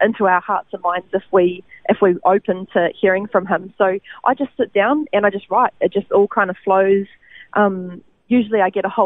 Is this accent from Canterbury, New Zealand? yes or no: yes; Christchurch, Canterbury, New Zealand; now in Gold Coast, Australia; born in Christchurch, New Zealand, and that's where I grew up.